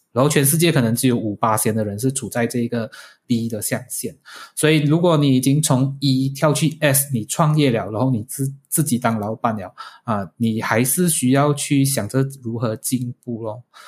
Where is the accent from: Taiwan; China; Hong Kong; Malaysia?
Malaysia; 我们是马来西亚人的一份子